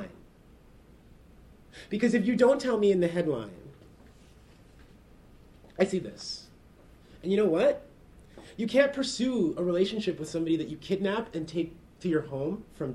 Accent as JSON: {"language": "English", "town": "Oshawa", "region": "Ontario", "country": "Canada", "tie": "born or raised there", "said": "I grew up just outside of Toronto in a suburb called Oshawa."}